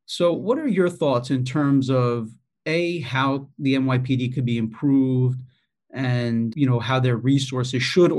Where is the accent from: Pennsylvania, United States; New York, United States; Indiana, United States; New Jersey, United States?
New York, United States; New York City; as just a New Yorker, you know, approaching that person can potentially be a problem.